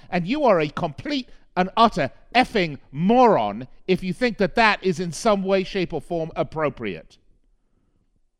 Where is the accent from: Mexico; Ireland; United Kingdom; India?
United Kingdom; London; now in United States; I was born and raised in London